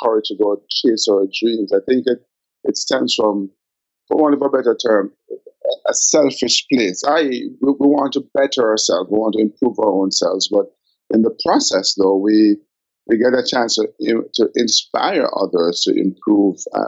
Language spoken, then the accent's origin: English; Kingston, Jamaica; I grew up in Olympic Gardens